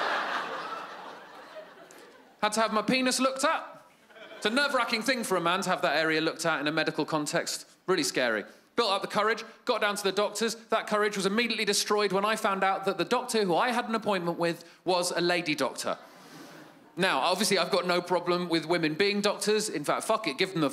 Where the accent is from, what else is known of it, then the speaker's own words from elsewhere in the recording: United Kingdom; I'm from Great Britain